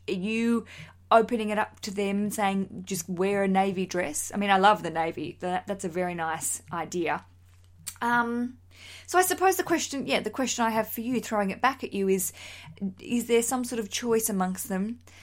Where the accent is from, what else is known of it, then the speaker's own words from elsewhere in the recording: Australia; now in London, United Kingdom; As an Australian